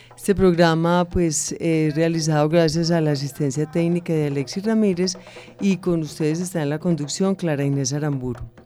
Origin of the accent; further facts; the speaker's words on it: Antioquia, Colombia; nosotros pues como tan paisas por aquí